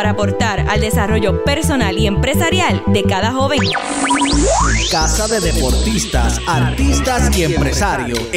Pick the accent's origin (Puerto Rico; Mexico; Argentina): Puerto Rico; Corozal; now in Las Piedras, Puerto Rico; yo tengo 21. Eh, soy corozaleño, pero actualmente vivo en Las Piedras por el proyecto en el que estoy trabajando actualmente.